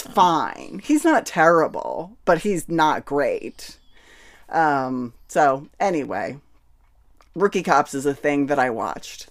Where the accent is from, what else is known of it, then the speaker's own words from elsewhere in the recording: United States; as an American person who grew up